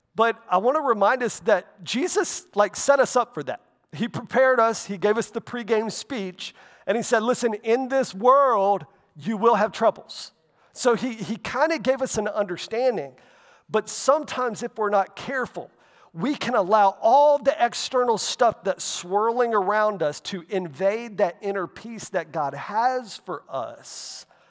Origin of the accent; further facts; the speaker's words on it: Florida, United States; growing up in Florida